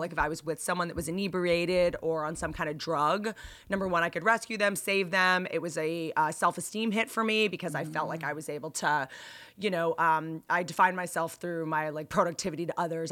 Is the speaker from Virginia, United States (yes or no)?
no; Bethesda, Maryland, United States; I went to high school in Bethesda